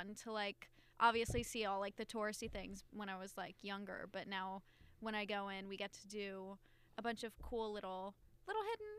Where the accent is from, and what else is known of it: New Jersey, United States; born or raised there